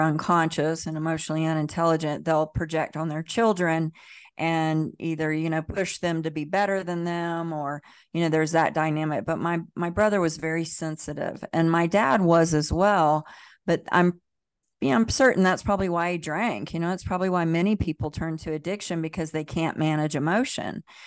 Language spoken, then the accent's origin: English; the South, United States; I grew up in the South, in the Bible Belt